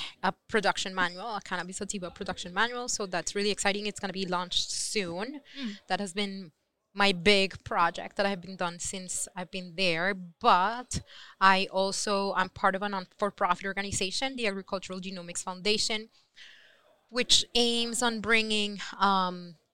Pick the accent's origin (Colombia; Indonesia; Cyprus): Colombia; now in United States; I am Colombian